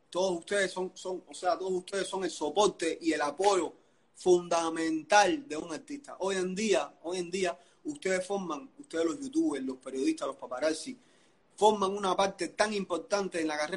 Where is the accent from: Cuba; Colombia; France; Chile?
Cuba; te voy a hablar de los cubanos, porque nosotros somos cubanos.